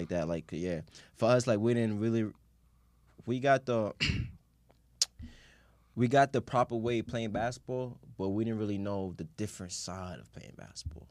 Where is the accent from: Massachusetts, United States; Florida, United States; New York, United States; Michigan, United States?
New York, United States; New York City; growing up in, like, Queens